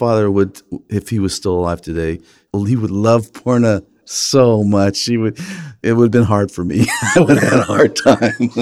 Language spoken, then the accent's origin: English; Los Angeles, California, United States; as a kid growing up in Los Angeles with an American mother